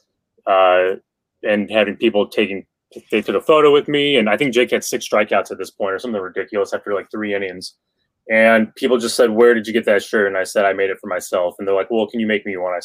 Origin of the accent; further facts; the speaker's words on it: Crown Point, Indiana, United States; I'm from Crown Point, Indiana